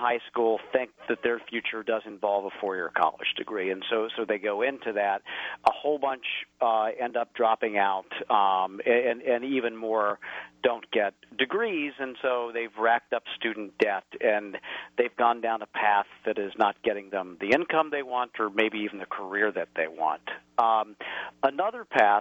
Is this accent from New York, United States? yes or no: no; rural Indiana, United States; moved away; my hometown in rural Indiana